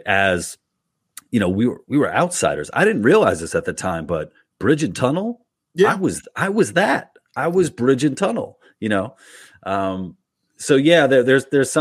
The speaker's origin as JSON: {"language": "English", "town": "New York City", "region": "New York", "country": "United States", "tie": "born or raised there", "also_born_or_lived": "Manhasset", "said": "I grew up in Queens and Little Neck"}